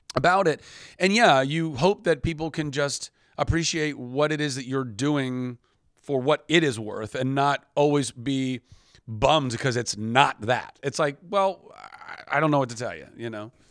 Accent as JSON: {"language": "English", "country": "United States", "said": "the American"}